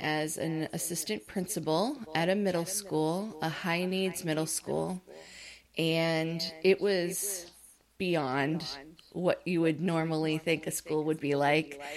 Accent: upstate New York, United States; moved away as an adult; now in Orlando, United States; I'm from the United States, I was living in New York, upstate and I moved down here to Orlando, Florida

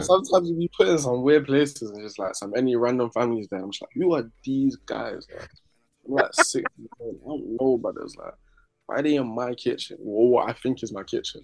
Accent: London, United Kingdom; also born or lived in Barking; I was born in South, yeah, then we got moved around South a lot

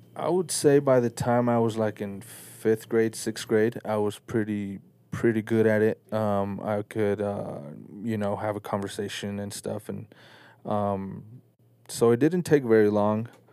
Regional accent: Salt Lake City, Utah, United States; also born or lived in Mexico City, Mexico; grew up in Salt Lake City. Uh, I was born in Mexico, Mexico City.

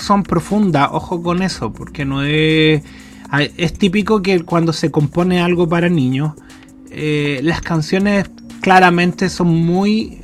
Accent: Chile; yo nací en Chile

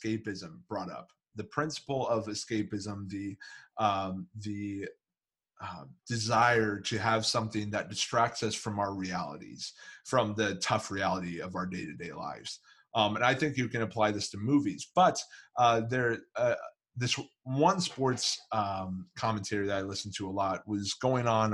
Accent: Kansas City, Missouri, United States; I grew up in Kansas City

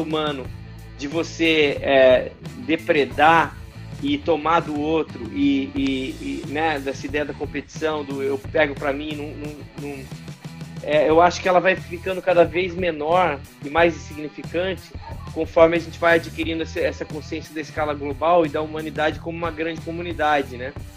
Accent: Londrina, Paraná, Brazil; moved away as an adult; also born or lived in Rio de Janeiro; eu nasci em Londrina, no Paraná

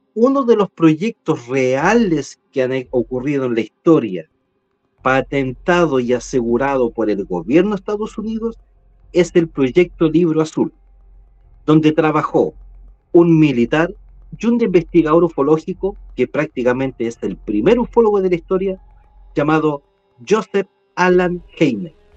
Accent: Chile; a mí como chileno

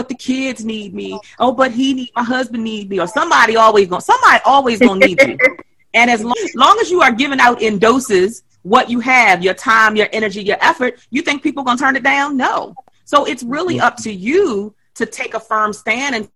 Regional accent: Baltimore, Maryland, United States; I grew up in Baltimore City. I grew up in Lafayette Projects

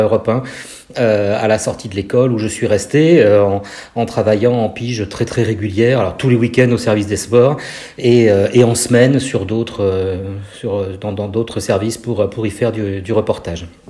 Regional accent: Brest, Brittany, France; moved away as an adult; now in Lille, France; je suis breton, je suis brestois

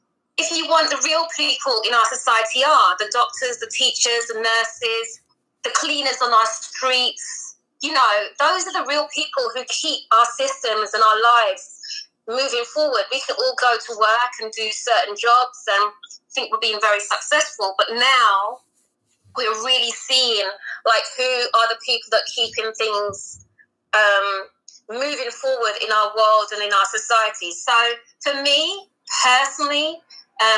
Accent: London, United Kingdom; also born or lived in Guyana; I was born in the UK, in London, in what you classify as West London, so the other side of London. And then I went to live in South America, in Guyana

